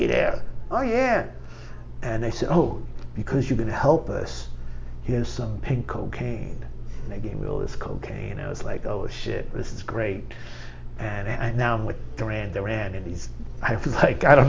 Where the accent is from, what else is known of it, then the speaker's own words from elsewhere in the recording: New York City, New York, United States; I was from Queens, you know, when I was a drug addict from Queens.